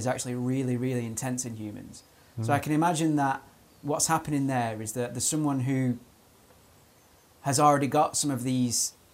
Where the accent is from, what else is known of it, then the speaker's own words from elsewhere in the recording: England, United Kingdom; I think I'm very, very unhappy about being English.